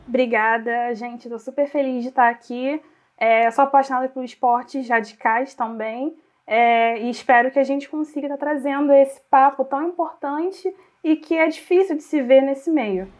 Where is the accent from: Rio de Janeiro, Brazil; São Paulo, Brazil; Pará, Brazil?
Rio de Janeiro, Brazil; Região dos Lagos; also born or lived in Rio Bonito / Saquarema; eu sou da região dos lagos, é, nasci em Rio Bonito e sempre em Saquarema